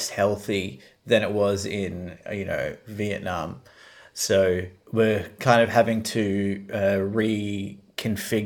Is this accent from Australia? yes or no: yes; Australia; as an Australian